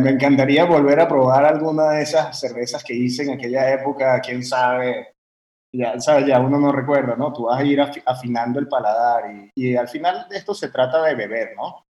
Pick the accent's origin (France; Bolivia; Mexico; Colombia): France; moved away as an adult; also born or lived in Venezuela; Y yo nací en Venezuela, pero en realidad mi, papá es italiano y yo crecí en Francia